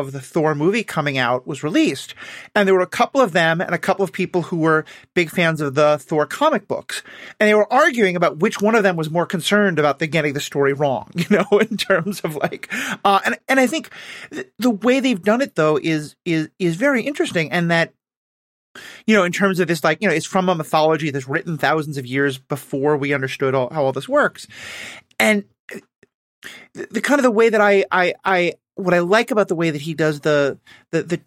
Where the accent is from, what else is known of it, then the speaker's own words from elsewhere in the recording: New York City, New York, United States; I grew up in New York City, where no one drives